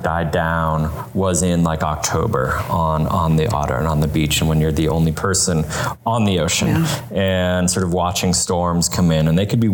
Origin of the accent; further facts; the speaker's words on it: Boston, Massachusetts, United States; moved away; my growing up in Boston and around Boston